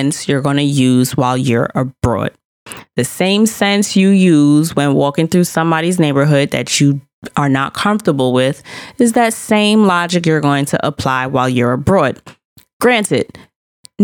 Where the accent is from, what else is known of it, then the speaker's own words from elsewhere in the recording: New York City, New York, United States; yep, New York City